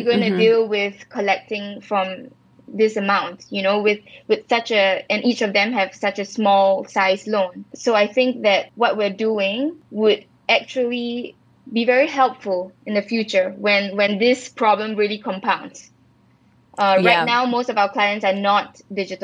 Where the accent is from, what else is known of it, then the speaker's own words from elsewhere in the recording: Singapore; moved away; also born or lived in Israel; I was based in Israel as a Singaporean.